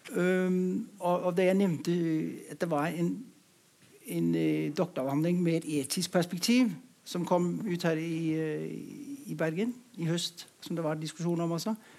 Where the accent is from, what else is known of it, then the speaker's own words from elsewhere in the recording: Denmark; moved away; Jeg kommer fra Danmark